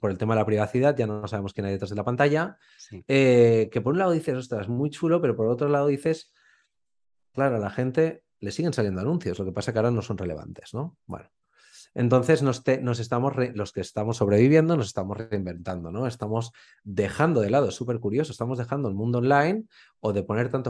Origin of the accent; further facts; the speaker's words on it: Spain; como buen español, pensaba, pero si me voy a morir de hambre